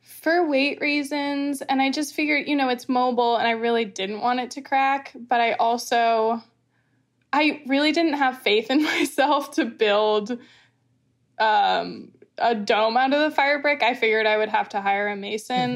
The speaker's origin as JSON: {"language": "English", "area": "Martha's Vineyard", "region": "Massachusetts", "country": "United States", "tie": "born or raised there", "said": "I was born and raised on Martha's Vineyard"}